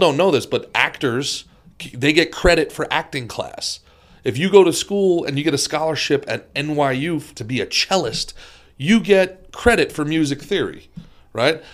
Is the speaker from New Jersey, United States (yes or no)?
yes; New Jersey, United States; also born or lived in Brooklyn, New York; now in Florida, United States; I was born in Brooklyn and raised in Jersey